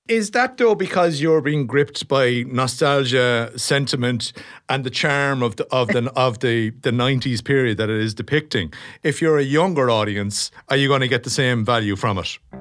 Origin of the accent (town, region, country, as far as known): Ireland